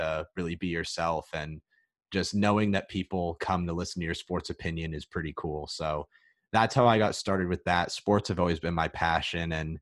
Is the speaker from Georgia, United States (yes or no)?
no; the Bay Area, California, United States; moved away as an adult; also born or lived in Reno, Nevada; I hail from the Bay Area